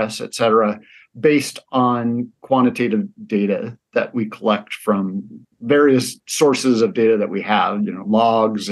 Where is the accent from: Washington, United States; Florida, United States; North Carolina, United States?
Washington, United States; Spokane; moved away as an adult; also born or lived in Seattle; now in Spokane, United States; my hometown community